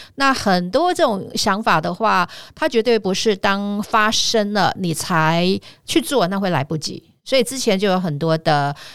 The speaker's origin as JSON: {"language": "Chinese", "town": "Tainan", "country": "Taiwan", "also_born_or_lived": "Kaohsiung", "said": "因为我，我本身是台南人"}